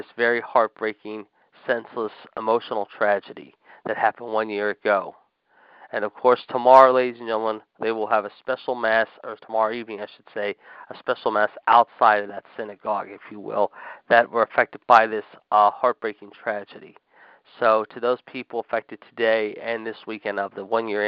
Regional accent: Pittsburgh, Pennsylvania, United States; my hometown of Pittsburgh, Pennsylvania.

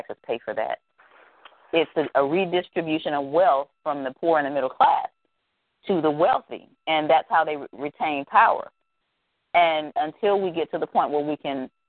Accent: the South, United States; I'm from the South, and in the South here we make up words

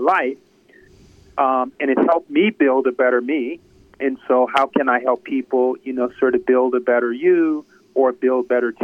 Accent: Wisconsin, United States; also born or lived in New York; now in Chicago, United States; I'm from Wisconsin, and I grew up in Wisconsin

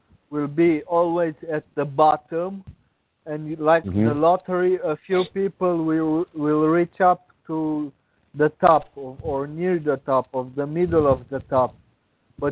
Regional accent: Romania; English is a second language; moved away; I was born in Romania until 20 years ago. It was a communist country

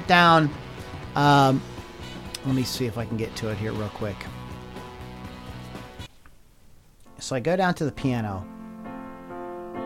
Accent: Pittsburgh, Pennsylvania, United States; I grew up in Pittsburgh

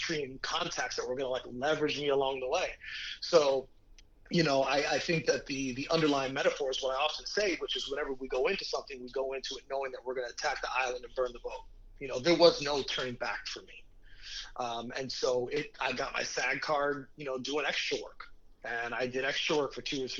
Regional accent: Mexico City, Mexico; moved away; I was raised in Mexico City for 5 years, so I speak Spanish natively

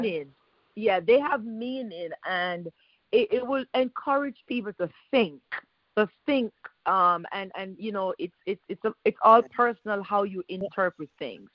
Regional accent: Jamaica; My grandfather owned 4 horses when I was growing up in Jamaica

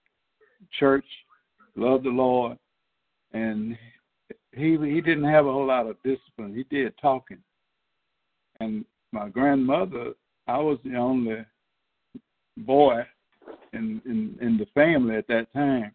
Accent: Mobile, Alabama, United States; moved away as an adult; also born or lived in Baldwin County, Alabama / Dothan, Alabama; I was born in Baldwin County, but I grew up in Mobile.

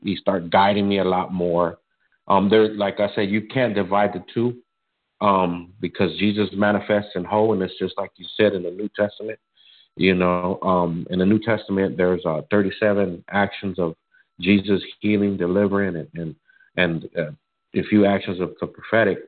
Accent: Arizona, United States; I was born and raised in Arizona

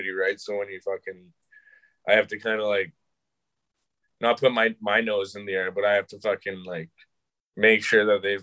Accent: Calgary, Alberta, Canada; I grew up in Calgary

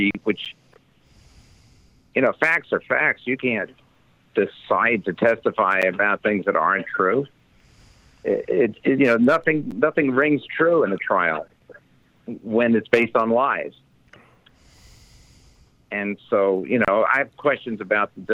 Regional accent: United States; also born or lived in Canada; I'm American.

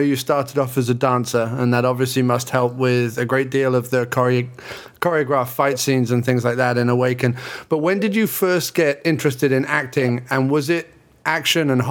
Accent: England, United Kingdom; moved away as an adult; now in New York, United States; I'm from England originally, but I've lived in New York for the last 6 years

